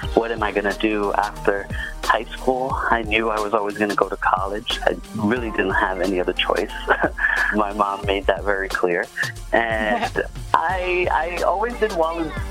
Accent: New York City, New York, United States; moved away as an adult; also born or lived in Philadelphia, Pennsylvania / Ithaca, New York; I grew up in the Bronx, New York City

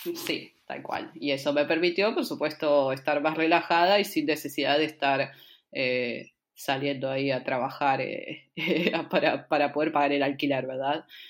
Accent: San Fernando, Buenos Aires Province, Argentina; moved away as an adult; also born or lived in Bariloche; nací en Buenos Aires, en la zona norte, en San Fernando

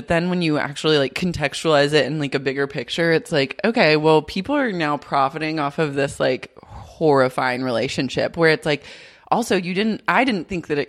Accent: Oklahoma, United States; I grew up in Oklahoma.

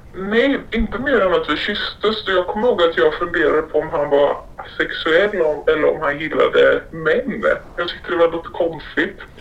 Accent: Sweden; svensk tjej

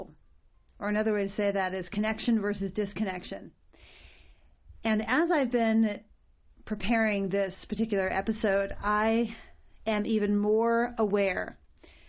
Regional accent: Arizona, United States; I was raised in Arizona

